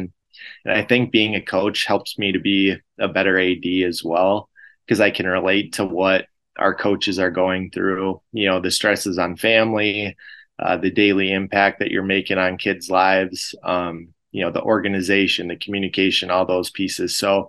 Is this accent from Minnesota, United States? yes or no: yes; Frazee, Minnesota, United States; I grew up in Frazee, Minnesota